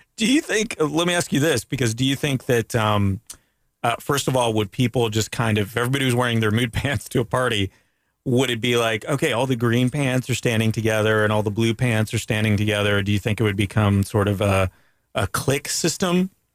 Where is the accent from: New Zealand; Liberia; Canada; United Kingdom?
Canada; now in United States; as a Canadian